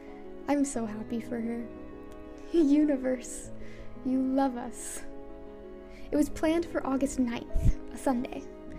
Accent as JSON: {"language": "English", "town": "Grodno", "region": "Grodno Region", "country": "Belarus", "said": "I'm from Grodno. Grodno is like the west of Belarus. It's kind of like Belarusian Europe. There were Poles there before the war."}